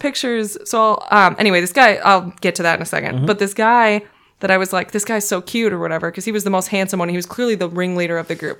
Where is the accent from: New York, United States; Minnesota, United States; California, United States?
Minnesota, United States; I call myself an honorary Canadian because we're from Minnesota